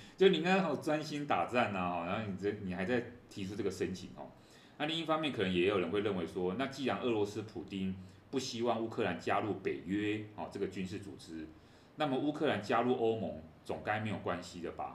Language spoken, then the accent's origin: Chinese; Taiwan; 我们觉得我们台湾人最熟悉这种东西嘛